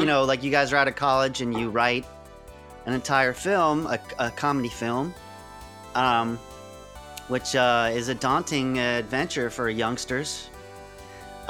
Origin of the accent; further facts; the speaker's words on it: Massachusetts, United States; I'm from Massachusetts